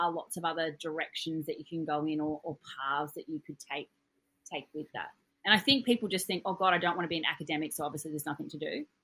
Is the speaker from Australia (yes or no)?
yes; Australia; I'm your Australian dental hygiene host